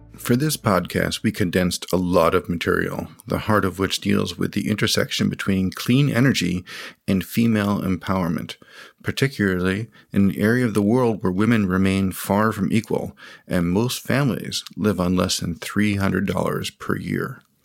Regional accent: United States; I was raised in the United States

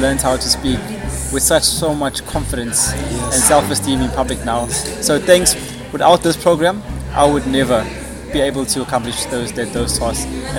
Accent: KwaZulu-Natal, South Africa; I'm from KwaZulu-Natal. I am currently a PhD student at the university there

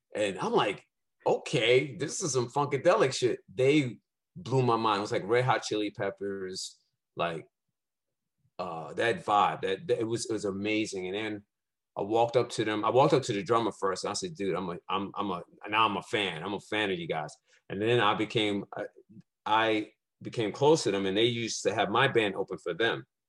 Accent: New York City, New York, United States; I born and raised in Brooklyn, Brownsville, East New York

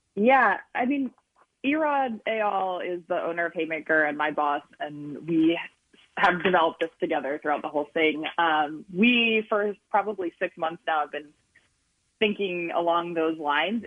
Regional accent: Boyertown, Pennsylvania, United States; now in Los Angeles, United States; I'm from Boyertown

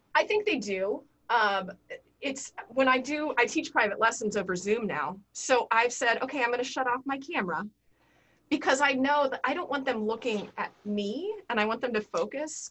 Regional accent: Denver, Colorado, United States; I grew up in Denver, so we camped

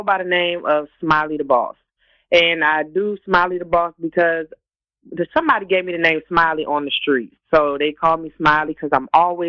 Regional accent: Jacksonville, North Carolina, United States; born there; I was actually born in North Carolina.

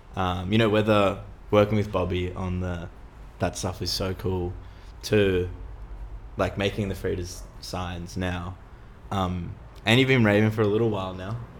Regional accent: Sydney, New South Wales, Australia; also born or lived in Earlwood; I grew up in Roselands

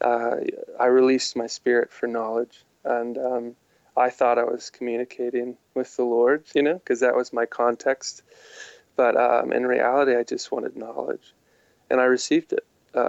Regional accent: Midwest, United States; growing up in the Midwest, I didn't experience many charismatic or Pentecostal believers

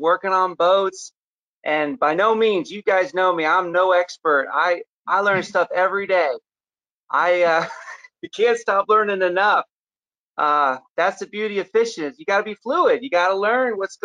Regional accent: Miami, Florida, United States; now in Florida Keys, United States; I was born in Miami

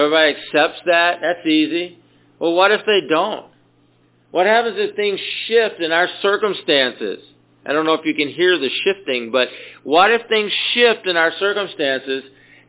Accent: Atco, Georgia, United States; I grew up in the South

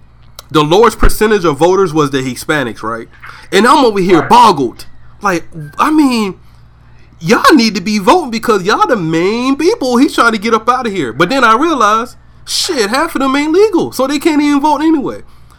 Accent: the South, United States; I'm from the South, man. I'm from the South. So it's still people down there that believe that a woman's place is still in the kitchen, all right?

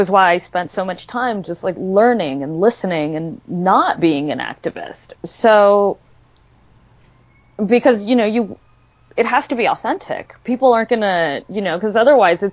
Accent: Los Angeles, California, United States; moved away as an adult; now in Santa Fe, United States; I grew up in Los Angeles

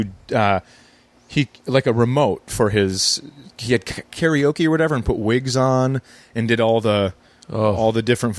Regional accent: Fergus Falls, Minnesota, United States; born or raised there

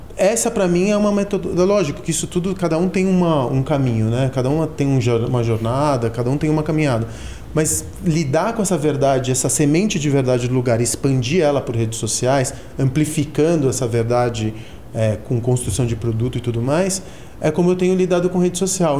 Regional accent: São Paulo, Brazil; Eu era um moleque que cresci na Augusta

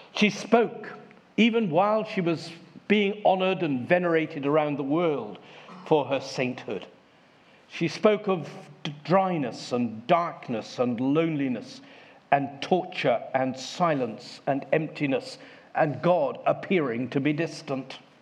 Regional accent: Devon, South West England, United Kingdom; I come from Devon

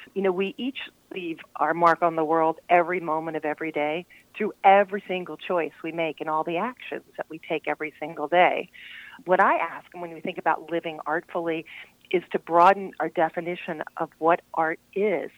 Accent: Glen Arm, Maryland, United States; also born or lived in Vermont; from Baltimore, Baltimore County, um, Glen Arm, north of Towson

